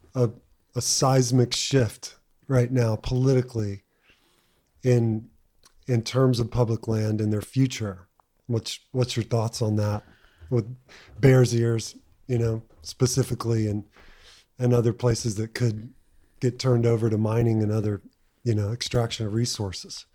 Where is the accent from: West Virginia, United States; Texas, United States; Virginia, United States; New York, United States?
Texas, United States; growing up in Texas